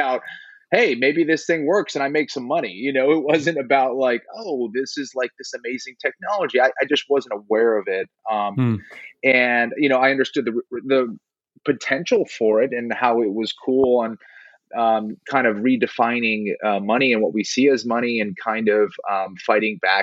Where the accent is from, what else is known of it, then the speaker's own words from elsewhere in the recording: Boston, Massachusetts, United States; moved away as an adult; also born or lived in South Carolina; now in Los Angeles, United States; I'm originally from Boston. I was there in Boston till about 2000. I was there till the end of 2011